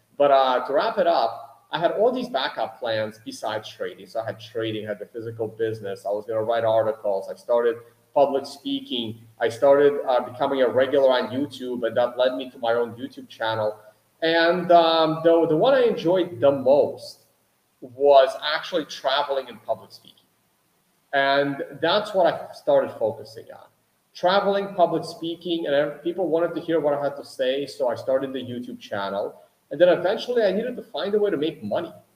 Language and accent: English; United States; I grew up in America